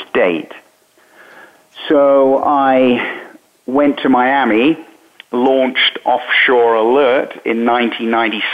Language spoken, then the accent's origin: English; United Kingdom; moved away as an adult; also born or lived in Bermuda; now in United States; I was born in Britain. I was trained as a journalist in Britain